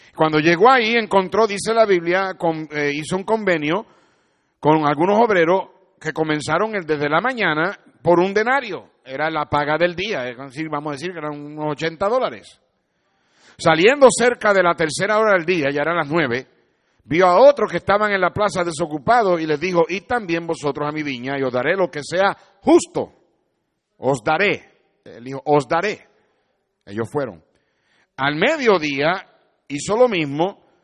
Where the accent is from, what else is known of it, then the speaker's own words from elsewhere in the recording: Puerto Rico; Yo soy un jíbaro de Puerto Rico